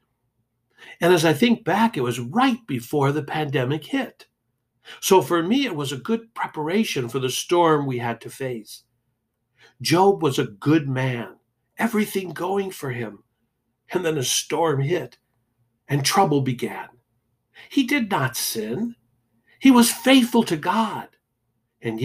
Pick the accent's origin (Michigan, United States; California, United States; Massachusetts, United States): Michigan, United States; Detroit; As a kid growing up in Detroit